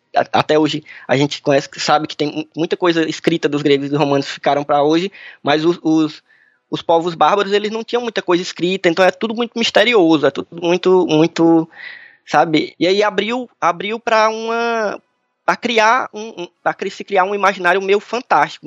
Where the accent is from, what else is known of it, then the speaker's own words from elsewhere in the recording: Brazil; a gente como brasileiro aqui